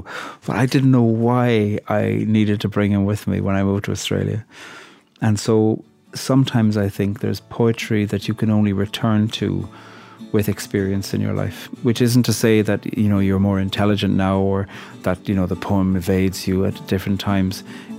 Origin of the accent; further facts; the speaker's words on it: Ireland; I'm a poet from Ireland.